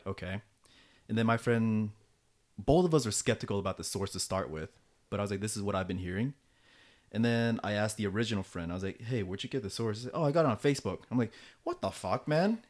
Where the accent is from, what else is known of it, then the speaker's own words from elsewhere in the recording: United States; moved away as an adult; now in South Korea; back in the States